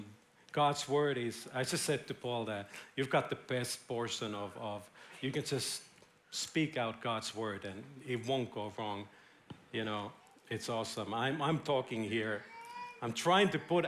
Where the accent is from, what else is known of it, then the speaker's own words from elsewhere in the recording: Finland; now in Israel; I'm from Finland.